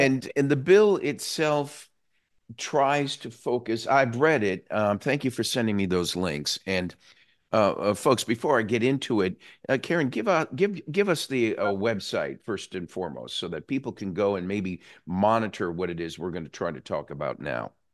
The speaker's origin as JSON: {"language": "English", "region": "New England", "country": "United States", "moved": "yes", "lives_now": "Florida, United States", "said": "I came from New England originally, where the superintendent of schools was an appointed position"}